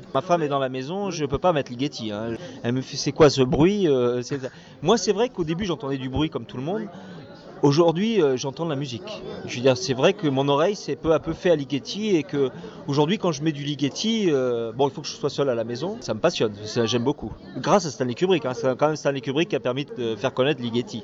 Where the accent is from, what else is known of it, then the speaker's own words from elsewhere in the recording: Provence-Alpes-Côte d'Azur, France; je suis des Alpes-Maritimes